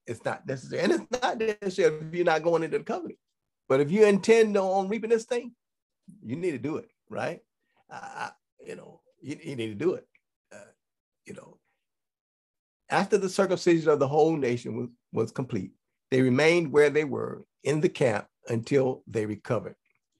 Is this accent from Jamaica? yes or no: no; Ghana; now in Israel; because I was born on Friday. So … right? in Ghana.